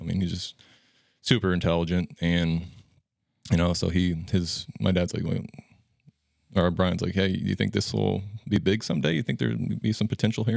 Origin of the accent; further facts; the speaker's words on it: Ewing, Nebraska, United States; grew up in Ewing, a small town west of Norfolk, about fifty minutes, so not too far away